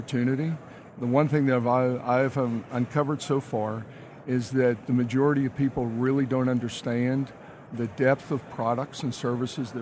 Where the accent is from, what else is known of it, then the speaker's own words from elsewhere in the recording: Pittsburgh, Pennsylvania, United States; moved away as an adult; now in Houston, United States; I grew up in Pittsburgh, Pennsylvania, 1980. I arrived in Houston